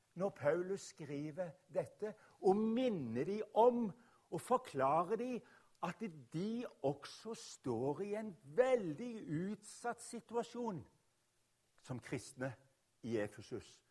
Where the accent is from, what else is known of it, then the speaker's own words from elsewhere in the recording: Rogaland, Norway; also born or lived in Oslo; jeg kommer fra Rogaland